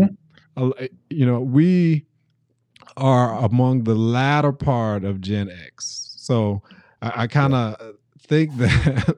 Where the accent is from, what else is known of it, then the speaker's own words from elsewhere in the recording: Nashville, Tennessee, United States; I grew up in Antioch area